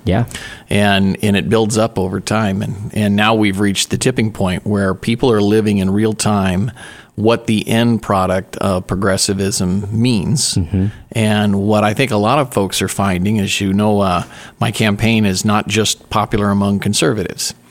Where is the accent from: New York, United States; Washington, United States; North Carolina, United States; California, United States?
Washington, United States; Spokane; now in Oregon, United States; born and raised in Spokane, Washington